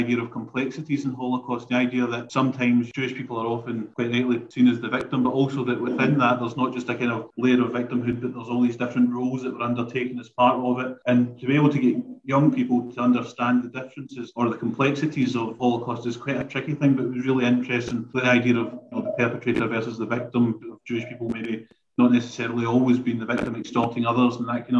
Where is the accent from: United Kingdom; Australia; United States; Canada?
United Kingdom; as the British, we sometimes think of ourselves as very, you know, we weren't involved, we were morally right